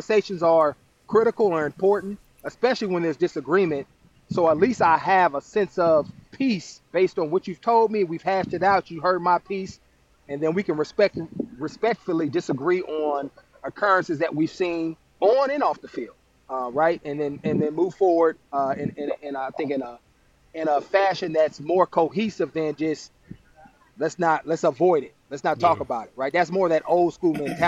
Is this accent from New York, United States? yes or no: no; Oakland, California, United States; growing up in Oakland